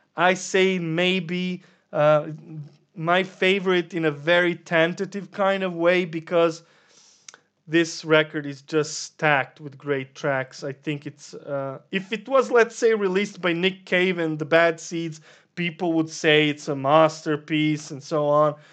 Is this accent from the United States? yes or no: no; Serbia; we're from Serbia